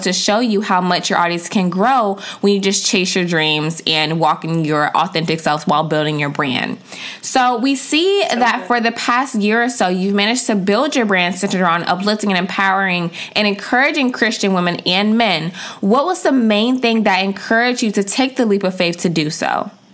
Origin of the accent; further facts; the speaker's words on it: DMV, United States; we're both from the DMV